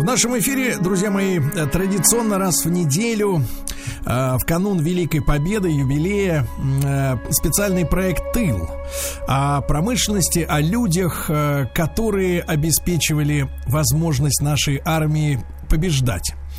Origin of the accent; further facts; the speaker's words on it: Saint Petersburg, Russia; я тоже родился в Ленинграде, и это мой родной город